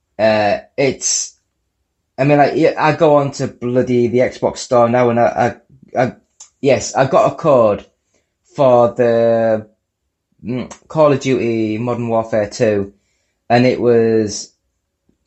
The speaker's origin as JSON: {"language": "English", "country": "United Kingdom", "said": "I'm from the UK. I'm British."}